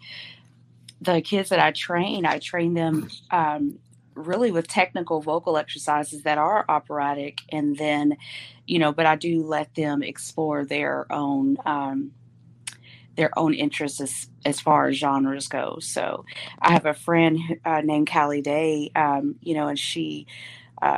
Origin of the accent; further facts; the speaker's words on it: Kentucky, United States; I'm from Kentucky